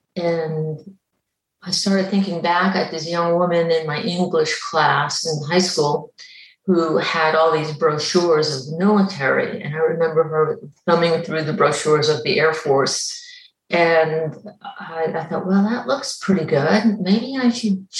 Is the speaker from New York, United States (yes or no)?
yes; Long Island, New York, United States; moved away as an adult; I grew up on Long Island, New York, and I grew up near the beaches